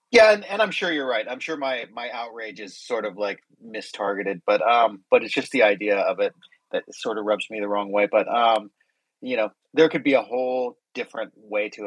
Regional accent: United States; I'm American

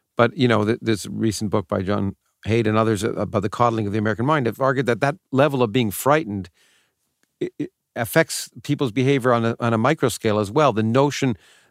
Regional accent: Toronto, Ontario, Canada; I grew up in Canada, but it was still the same for me. In Toronto

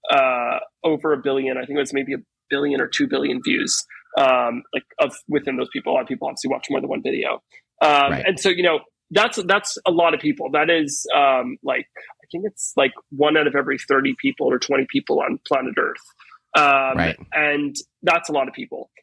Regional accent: Teaneck, New Jersey, United States; now in New York City, United States; I was born and raised in Teaneck, New Jersey, um, which is actually very close to Manhattan

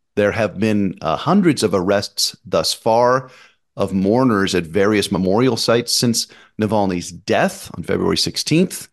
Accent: United States; I'm American

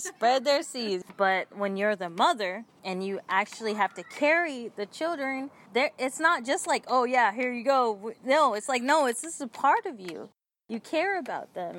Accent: Oakland, California, United States; I'm from Oakland, California

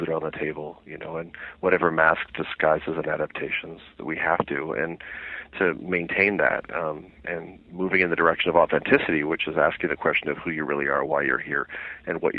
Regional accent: Canada; I had always wanted to be a criminal trial lawyer growing up in Canada

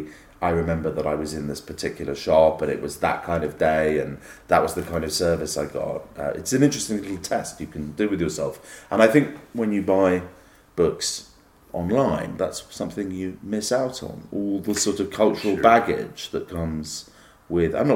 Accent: United Kingdom; as a British person

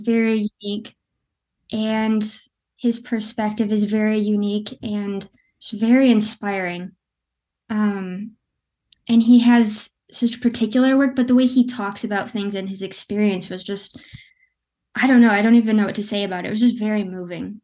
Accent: West Michigan, United States; I'm from Michigan. I'm from West Michigan.

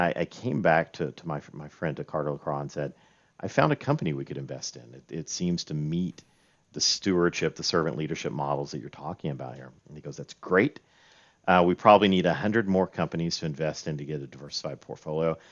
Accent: Roan Mountain, Tennessee, United States; I actually grew up near here, um, in a town called Roan Mountain, Tennessee, uh, right on the North Carolina border.

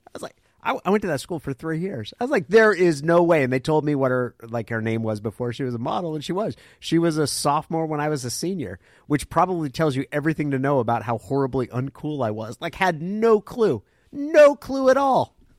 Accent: Klamath Falls, Oregon, United States; moved away; also born or lived in Santa Cruz; I come from Klamath Falls

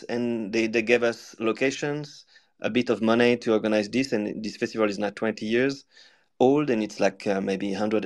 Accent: Lyon, Auvergne-Rhône-Alpes, France; my hometown

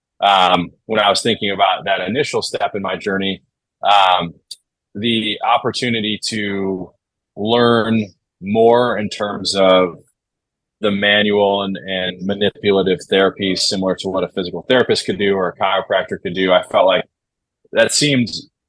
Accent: Midwest, United States; So that, in addition to growing up in the Midwest and then going out and visiting Denver, I was like, all right, this environment seems definitely a place that I want to be.

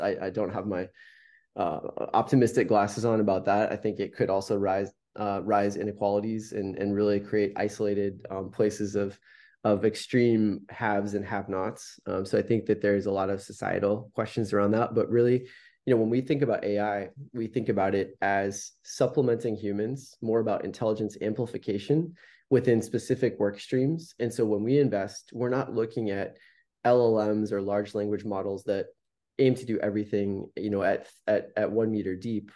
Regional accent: Palo Alto, California, United States; having the fortune of growing up in Silicon Valley

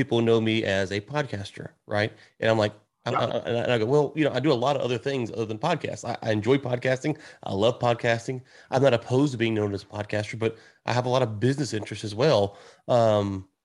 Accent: United States; as an American

